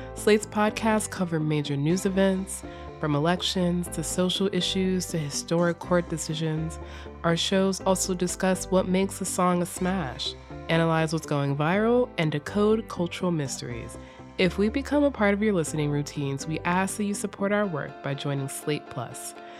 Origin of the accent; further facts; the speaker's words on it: the South, United States; accent: Southern; my Southern accent